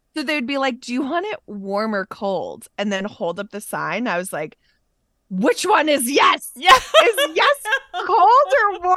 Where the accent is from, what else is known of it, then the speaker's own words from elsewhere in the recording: Massachusetts, United States; moved away; also born or lived in New York; we're both from Massachusetts